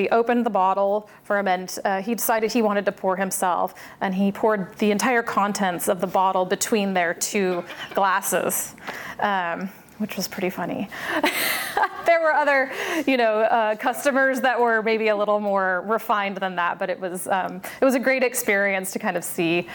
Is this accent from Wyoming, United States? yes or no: yes; Wyoming, United States; moved away as an adult; also born or lived in Washington, D.C.; I grew up in Wyoming, which is where my dad was from